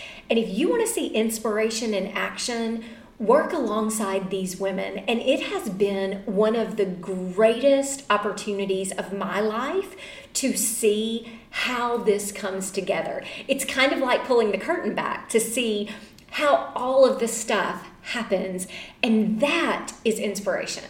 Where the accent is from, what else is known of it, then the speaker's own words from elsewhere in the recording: Mississippi, United States; my home state where there is only one chapter at my alma mater